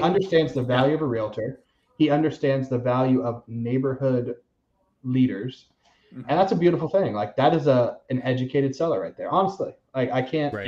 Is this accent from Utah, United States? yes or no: no; Seminole County, Florida, United States; I was born in Seminole County.